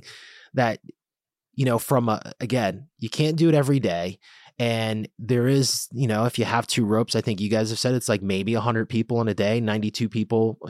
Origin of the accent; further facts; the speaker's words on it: Bridgeport, Connecticut, United States; I grew up in Bridgeport